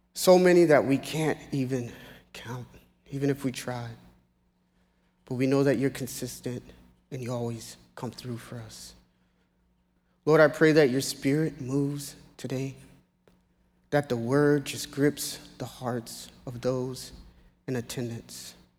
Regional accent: Naples, Florida, United States; also born or lived in Ocoee, Florida; now in South Florida, United States; I was born in Naples, Florida

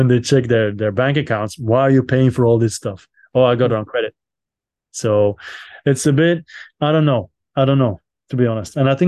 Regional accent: Belgium; I'm from Belgium

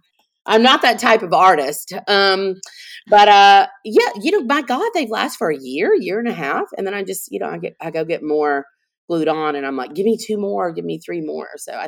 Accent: New Orleans, Louisiana, United States; I knew very early that just marketing in my hometown, you know, I didn't really need to do that there because I have a big presence in New Orleans.

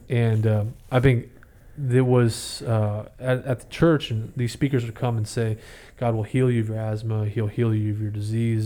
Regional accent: San Jose, California, United States; also born or lived in Oklahoma / Fremont, California; I grew up in East San Jose and, uh, born in Oklahoma, but we moved out here

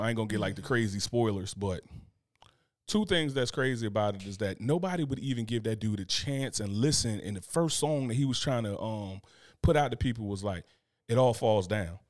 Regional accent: Newark, New Jersey, United States; I'm from Newark

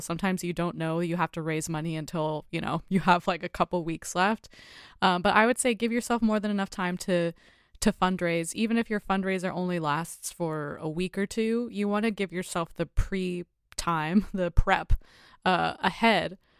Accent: United States

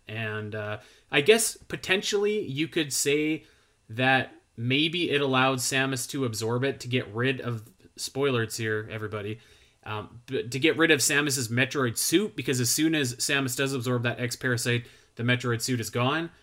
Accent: Canada; I'm, I'm Canadian

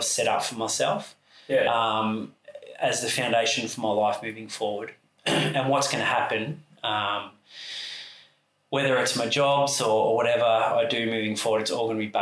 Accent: Sunbury, Victoria, Australia; moved away as an adult; now in Torquay, Australia; I grew up in Sunbury, just outside the airport, which used to be a little country town when I lived there

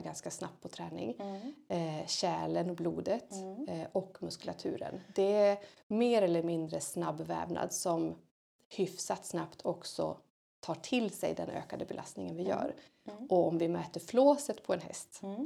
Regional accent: Hälsingland, Gävleborg County, Sweden; moved away; tjej som är uppväxt i Hälsingland, långt härifrån

